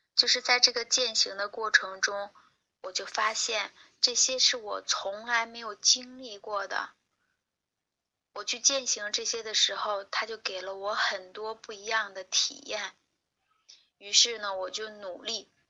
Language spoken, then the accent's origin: Chinese; Hebei, China; 我是河北人，我出生在一个农村，然后呢，我是中专毕业，毕业了之后，呃，我当时学的专业是医学，我学的是病理专业